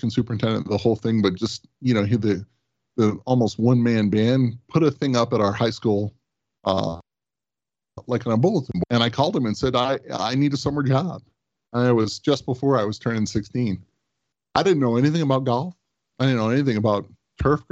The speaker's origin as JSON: {"language": "English", "region": "the mountains of Colorado", "country": "United States", "tie": "born or raised there", "said": "I grew up in a farm and ranch and ski resort kind of community in the mountains of Colorado"}